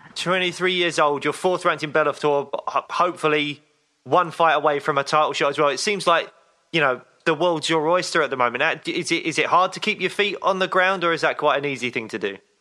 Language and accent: English; United Kingdom; two British guys